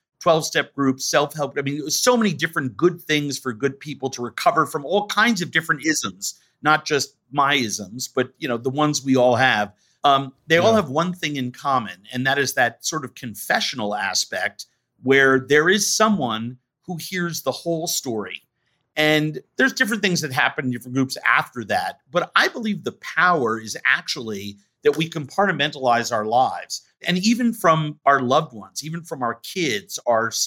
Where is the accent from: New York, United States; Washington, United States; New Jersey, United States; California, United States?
New York, United States; I grew up in New York.